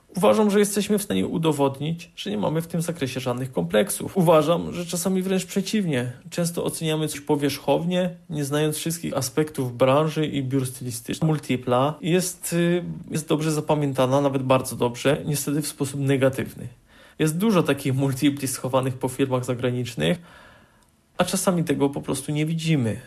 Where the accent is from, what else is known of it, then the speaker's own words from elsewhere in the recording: Poland; Pracuję na granicy polsko-czeskiej, y, skąd pochodzę.